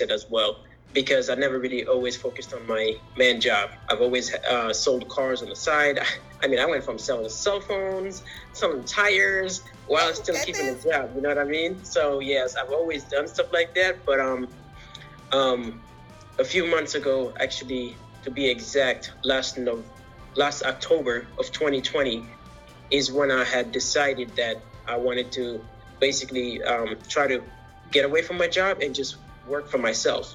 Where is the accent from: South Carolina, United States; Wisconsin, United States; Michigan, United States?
Michigan, United States; also born or lived in Senegal; Was born in Senegal, mm-hmm. But grew up in Michigan